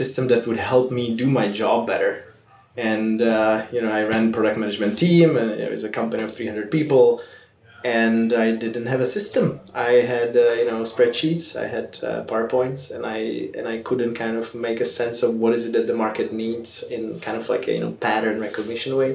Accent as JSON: {"language": "English", "region": "Prague", "country": "Czechia", "moved": "as an adult", "lives_now": "San Francisco, United States", "said": "I'm originally from Prague, the Czech Republic."}